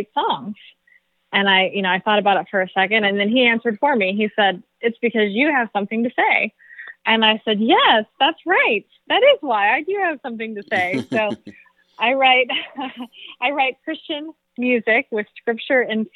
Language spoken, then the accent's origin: English; St. Louis, Missouri, United States; moved away as an adult; now in Florida, United States; I'm from St. Louis, Missouri, so been a worship leader in many churches in Missouri and now Florida. I've been here for over 10 years now.